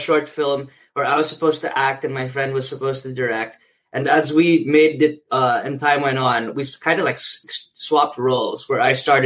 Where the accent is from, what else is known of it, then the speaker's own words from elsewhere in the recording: Manila, Metro Manila, Philippines; moved away as an adult; now in New York, United States; I'm from Metro Manila, the big smoke back there